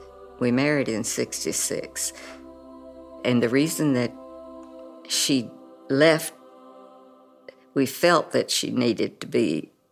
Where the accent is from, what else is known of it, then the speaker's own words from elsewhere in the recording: Port Arthur, Texas, United States; I was born in Port Arthur, Texas, October 6, 1931. I grew up in Port Arthur.